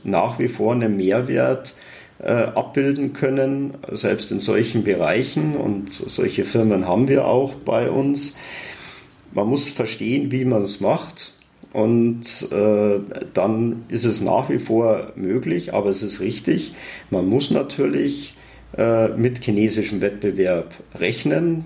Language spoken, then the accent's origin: German; Germany; moved away as an adult; also born or lived in Munich / China; wir als Deutsche